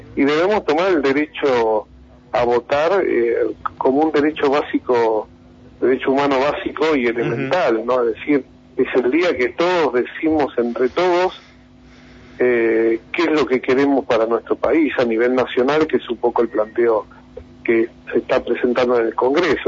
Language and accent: Spanish; Argentina